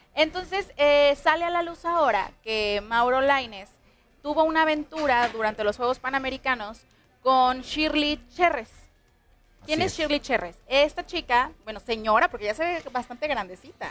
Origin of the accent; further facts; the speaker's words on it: Jalisco, Mexico; estamos en Jalisco, mi tierra preciosa